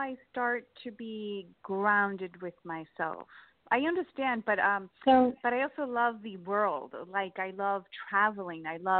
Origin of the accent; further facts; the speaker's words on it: New York, United States; I'm from New York.